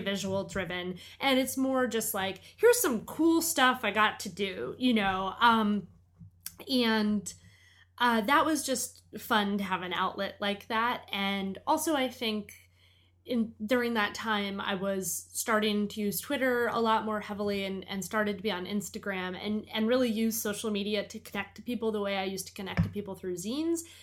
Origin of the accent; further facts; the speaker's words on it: Portland, Maine, United States; Port Lemaine, my hometown